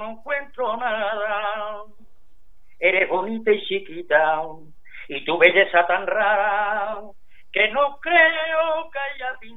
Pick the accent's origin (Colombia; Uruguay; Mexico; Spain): Spain; Paterna, Valencian Community; cuando yo voy a Paterna me encuentro en mi pueblo, con mi familia, mi